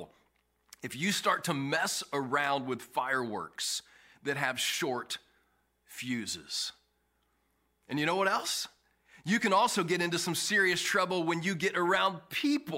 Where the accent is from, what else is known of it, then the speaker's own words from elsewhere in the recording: Kansas City, Kansas, United States; I grew up in Kansas City, Kansas